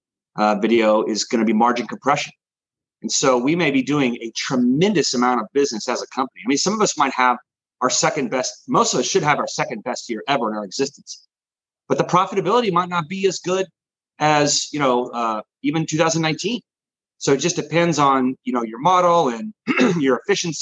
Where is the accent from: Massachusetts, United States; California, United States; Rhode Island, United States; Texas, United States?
Texas, United States; Dallas; also born or lived in Austin, Texas; I'm from there originally. I'm born and raised in Dallas